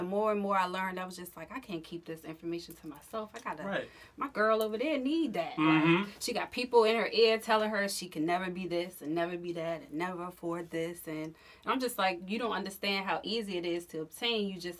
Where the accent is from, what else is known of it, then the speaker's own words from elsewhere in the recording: Southern Maryland, United States; I'm just from Southern Maryland.